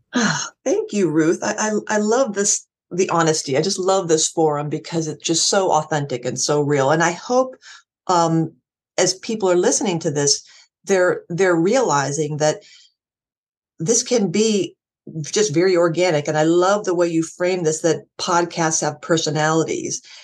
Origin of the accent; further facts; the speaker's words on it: Erie, Pennsylvania, United States; moved away; my hometown Erie